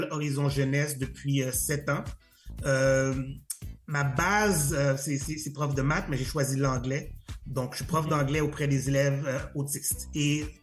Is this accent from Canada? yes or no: yes; Montreal, Quebec, Canada; Euh, je suis un haïtien euh, montréalais euh, d'origine haïtienne parce que je suis né, je suis né à Montréal.